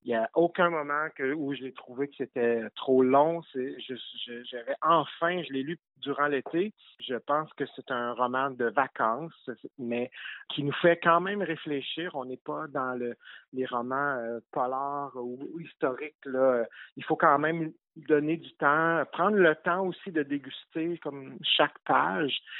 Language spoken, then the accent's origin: French; Gaspésie, Quebec, Canada; je suis gaspésien